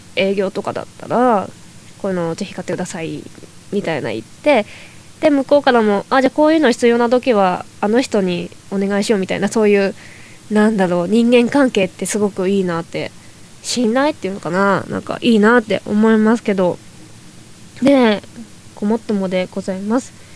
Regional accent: Toyama, Japan; now in Tokyo, Japan; もともと地元の富山県にいた時は

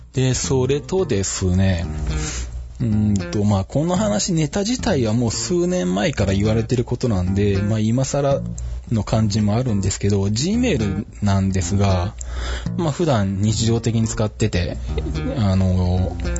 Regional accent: Shizuoka, Japan; 地元の静岡の北村で修理受付できる

